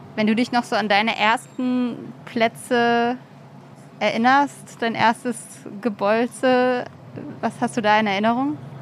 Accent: near Mainz, Rhineland-Palatinate, Germany; moved away; ich komme aus der Nähe von Mainz ja. und war so als Kind, Jugendliche irgendwie krasser Mainz 05-Fan

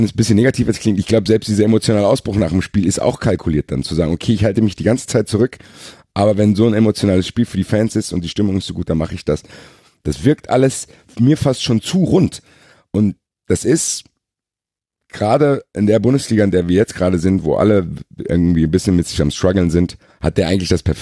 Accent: Frankfurt, Hesse, Germany; Für mich als Frankfurter schmerzhaft.

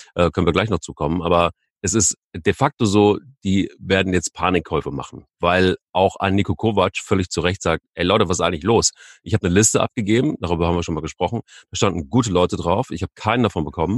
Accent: Cologne, North Rhine-Westphalia, Germany; als Kölner

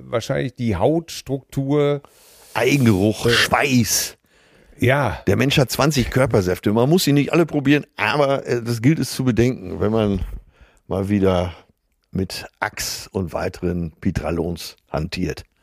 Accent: Rhineland, Germany; Dazu kommt, dass ich als gebürtiger Rheinländer einen gesunden Humor habe, der bei Frauen ankommt.

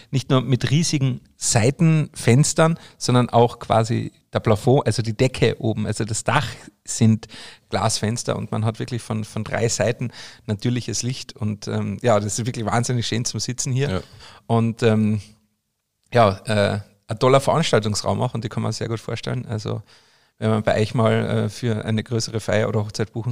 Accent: Austria; für mich als Österreicher, der mitten aus dem Berg kommt

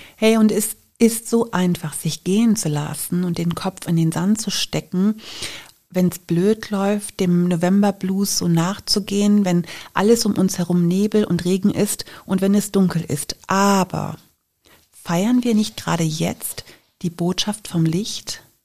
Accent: Germany; bei uns in Deutschland

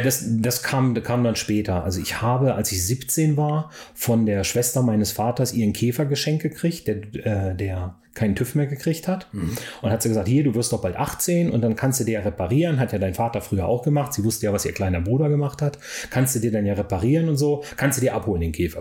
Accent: Hanover area, Lower Saxony, Germany; ich in, in Hannover aufgewachsen bin

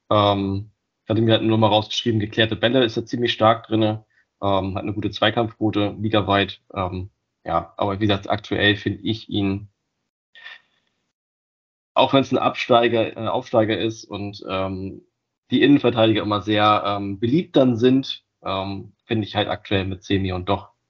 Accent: Germany; born there; Ich bin ja gebürtig aus der Nähe von Bremen, von daher ähm, so ein bisschen Heimatverein hat man dann doch noch ein bisschen Verbundenheit zu.

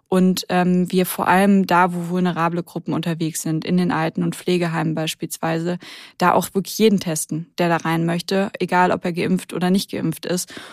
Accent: Rhineland, Germany; now in Hamburg, Germany; Ich komme aber ja aus dem Rheinland

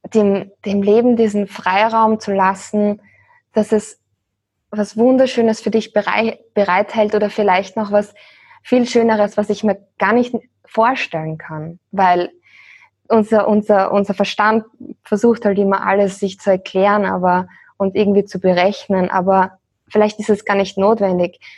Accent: Austria; moved away as an adult; wir sind aus Österreich in der Nähe von Wien

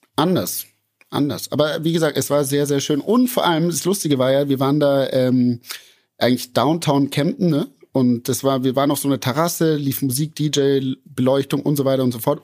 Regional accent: Munich, Bavaria, Germany; aus München

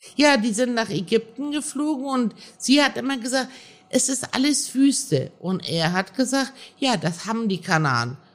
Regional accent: Germany; also born or lived in Iran; Wir hatten zu Hause die iranische Welt und in der Schule waren wir Deutsche

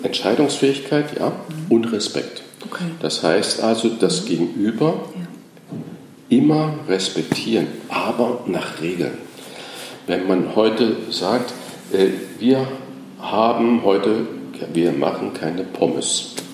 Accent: Germany; also born or lived in France; Als Deutscher zählte ich nichts, das heißt, ich war der Ausländer

